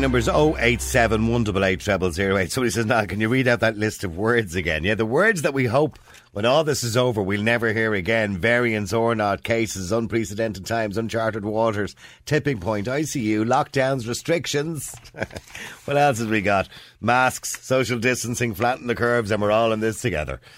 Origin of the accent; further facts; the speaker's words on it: Ireland; we've always done it as Irish people